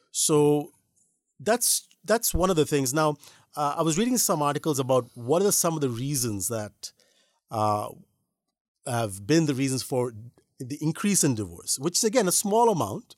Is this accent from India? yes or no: yes; India; as Indian Christians